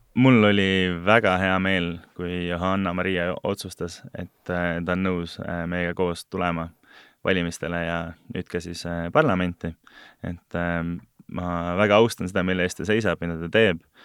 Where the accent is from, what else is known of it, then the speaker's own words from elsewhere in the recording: Estonia; moved away; also born or lived in abroad; olen sündinud vabas Eesti riigis ja veetnud ka osa oma elust äh, välismaal